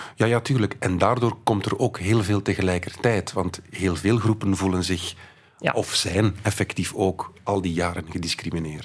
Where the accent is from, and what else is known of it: Belgium